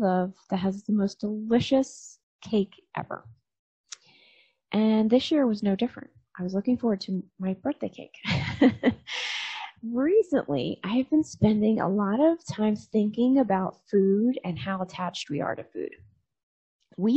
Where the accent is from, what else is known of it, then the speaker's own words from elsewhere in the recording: New Jersey, United States; moved away; also born or lived in Annapolis, Maryland; that's the town I was born